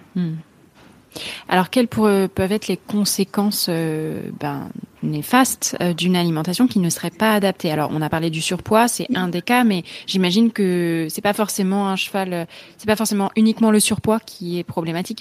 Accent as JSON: {"language": "French", "country": "France", "said": "en tant que Français"}